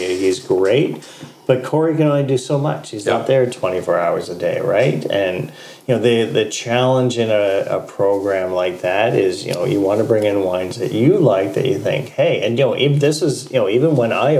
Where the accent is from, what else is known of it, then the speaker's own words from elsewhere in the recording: London, Ontario, Canada; also born or lived in Toronto; now in Waterloo, Canada; I'm from London originally. Spent the better part of a decade in Toronto.